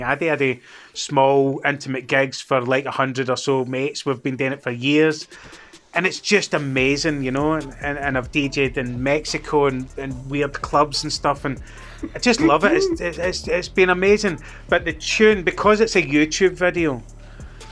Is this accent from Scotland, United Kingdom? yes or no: yes; Scotland, United Kingdom; where are you from? And I'd be like, Scotland